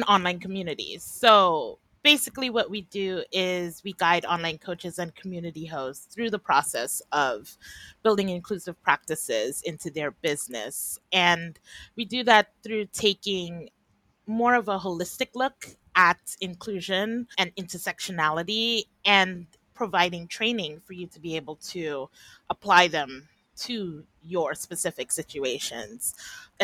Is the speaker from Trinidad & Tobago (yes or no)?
yes; Trinidad & Tobago